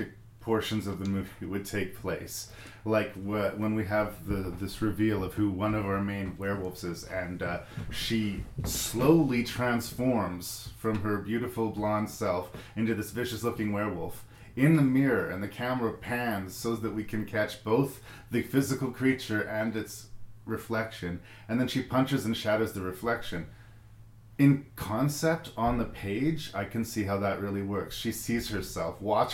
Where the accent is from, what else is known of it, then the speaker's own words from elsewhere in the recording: Canada; me being homegrown Canadian proud